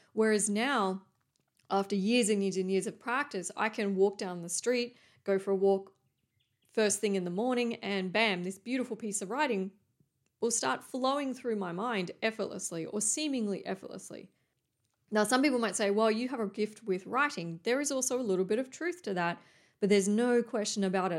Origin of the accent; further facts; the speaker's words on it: Coffs Harbour, New South Wales, Australia; moved away; There used to be a John Paul College near where I grew up in Coffs Harbour